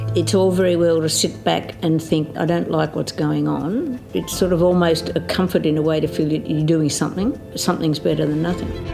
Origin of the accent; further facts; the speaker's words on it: Riverina, New South Wales, Australia; also born or lived in Griffith, Australia; For the first ten years of my life I lived on a farm, wheat and sheep farm out between a little place called Grongrong and Ardlethan, out on the Newell Highway in the Riverina